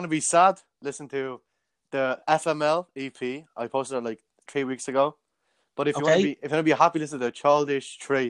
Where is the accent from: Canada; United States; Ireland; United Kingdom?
Ireland; Dublin, Leinster; I'm from Cabra. I'm 17 years of age.